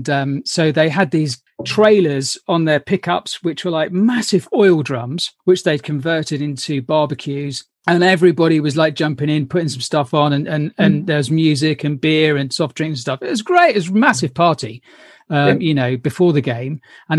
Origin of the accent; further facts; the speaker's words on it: London, United Kingdom; I was born in Hammersmith